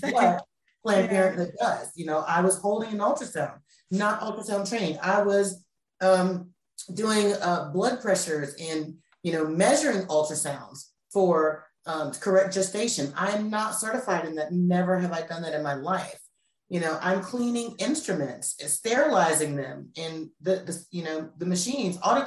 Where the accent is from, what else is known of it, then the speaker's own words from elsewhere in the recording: United States; moved away; also born or lived in North Carolina; I'm from the DMV area. For those of you who don't know, that's Washington, D.C., Virginia